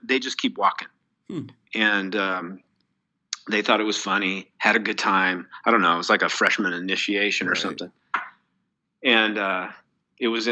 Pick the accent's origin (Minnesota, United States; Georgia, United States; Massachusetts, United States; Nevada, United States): Nevada, United States; Reno; this major high school in Reno, Nevada, my hometown